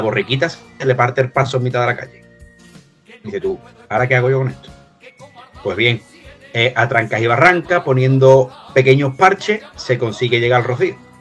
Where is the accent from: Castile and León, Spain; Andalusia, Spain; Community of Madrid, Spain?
Andalusia, Spain; Cádiz; yo soy de Cádiz